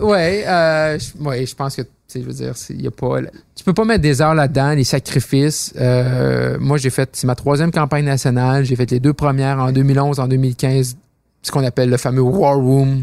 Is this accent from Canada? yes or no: yes; Roberval, Quebec, Canada; je suis né à Roberval, au Lac-Saint-Jean